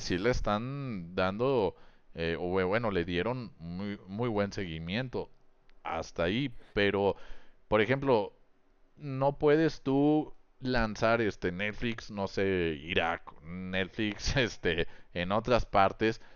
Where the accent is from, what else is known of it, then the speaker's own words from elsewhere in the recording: Mexico; yo como comunicólogo, aparte de mexicano